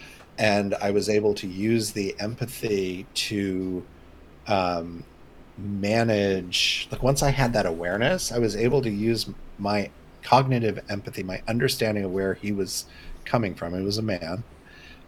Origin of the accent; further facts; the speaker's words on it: Indiana, United States; growing up in Indiana